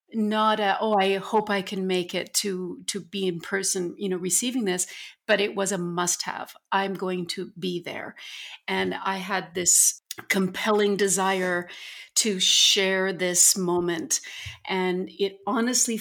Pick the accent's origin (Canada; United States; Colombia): Canada; St. Albert, Alberta; moved away; St. Albert, my hometown, where I grew up